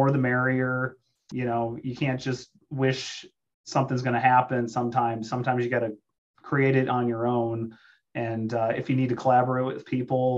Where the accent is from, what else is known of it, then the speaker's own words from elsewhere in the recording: South Dakota, United States; I'm from South Dakota and it's a pro-life state